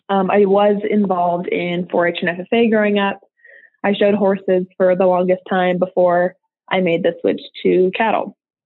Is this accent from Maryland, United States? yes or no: no; Nebraska, United States; moved away as an adult; now in Texas, United States; So I'm originally from a small town in eastern Nebraska. And so I grew up there. I'm a Texan transplant. I didn't move here till about a year ago. But I grew up, in a small rural community.